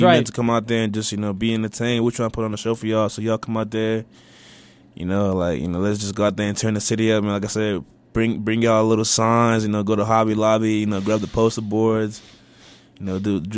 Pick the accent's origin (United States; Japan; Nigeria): Nigeria; moved away; me and Kelly, we're both Nigerian